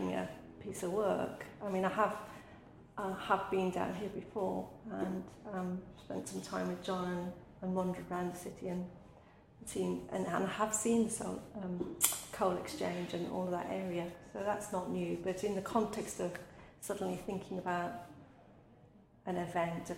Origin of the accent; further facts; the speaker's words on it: Midlands, United Kingdom; also born or lived in India / Manchester; I'm a migrant child from India who grew up in a very urban working class environment in the Midlands